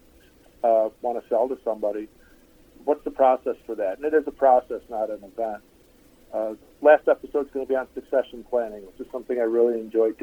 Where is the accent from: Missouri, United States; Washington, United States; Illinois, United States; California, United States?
Illinois, United States; Chicago; moved away as an adult; also born or lived in Idaho; now in Asheville, United States; I'm actually from Chicago, born and raised, 47 years